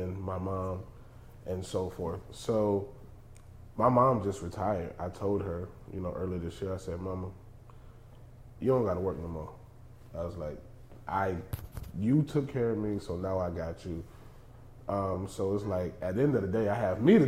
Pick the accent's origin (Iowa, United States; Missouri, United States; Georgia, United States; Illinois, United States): Georgia, United States; moved away; also born or lived in Los Angeles / Texas; I grew up in the South, man. We're from the same place. You know, I was raised in Georgia.